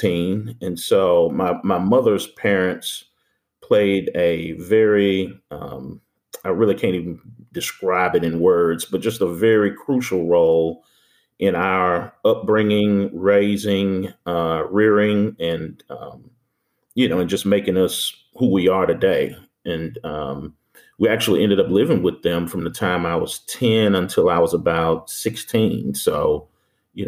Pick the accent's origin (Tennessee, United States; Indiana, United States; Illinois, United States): Tennessee, United States; Memphis; born and raised in Memphis, most of my formative years were spent in the Whitehaven area